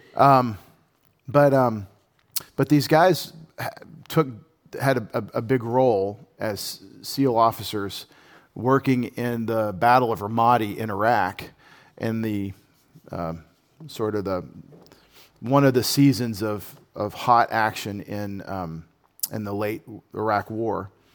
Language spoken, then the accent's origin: English; United States; as an American patriot